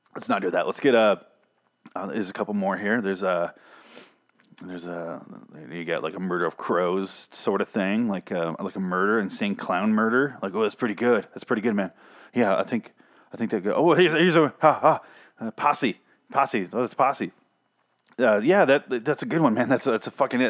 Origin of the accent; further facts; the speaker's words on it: Michigan, United States; I grew up in Michigan